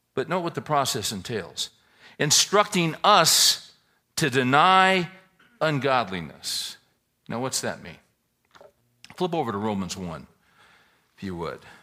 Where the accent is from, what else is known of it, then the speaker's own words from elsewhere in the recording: California, United States; now in Texas, United States; we're all originally from California. But we've chosen to live in Texas.